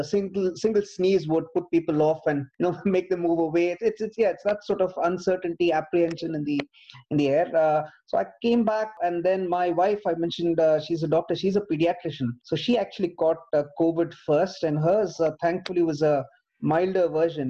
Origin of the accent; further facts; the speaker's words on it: Bangalore, Karnataka, India; now in United Kingdom; I grew up in Bangalore